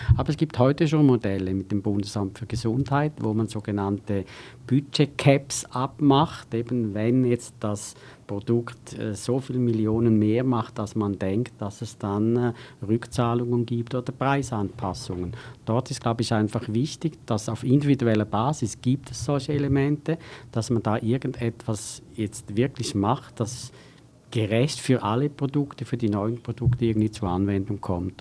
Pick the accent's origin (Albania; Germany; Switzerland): Switzerland; ich bin ja auch ein Schweizer